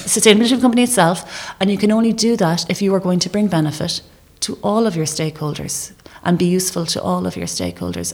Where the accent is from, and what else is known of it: Ireland